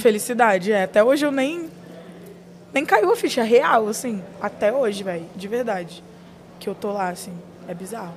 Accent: Espírito Santo, Brazil; eu sou do Espírito Santo

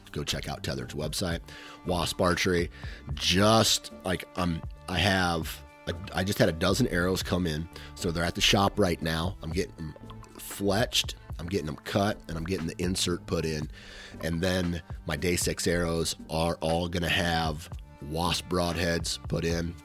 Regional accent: Iowa, United States; a fellow Iowan

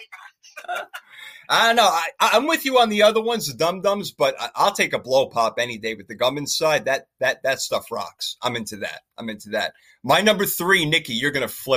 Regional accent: New York City, New York, United States; where I grew up in Brooklyn

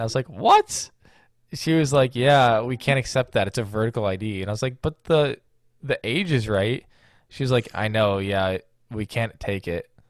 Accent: Illinois, United States; I had just recently turned 21, and I'm from Illinois.

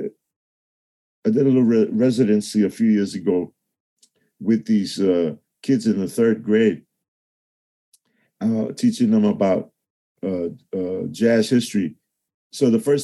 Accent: New York City, New York, United States; the South Bronx. Cool DJ Herc went to the high school across the street

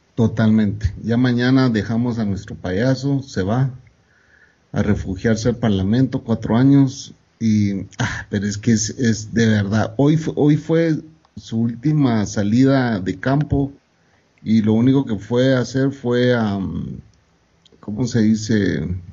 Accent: Guatemala; moved away as an adult; also born or lived in El Salvador / Guatemala City; yo me regresé a Guatemala, que es mi país natal. Me regresé de El Salvador, que vivía ya 14 años

